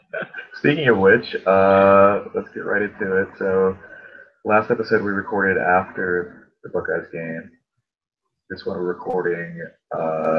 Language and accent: English; Madison, Wisconsin, United States; moved away; also born or lived in Ohio; although I claim Ohio State, I'm actually from Madison, Wisconsin.